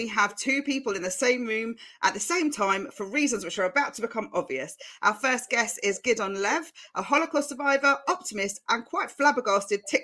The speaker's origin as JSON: {"language": "English", "town": "Chigwell", "region": "East of England", "country": "United Kingdom", "tie": "born or raised there", "said": "the home I grew up in Chigwell"}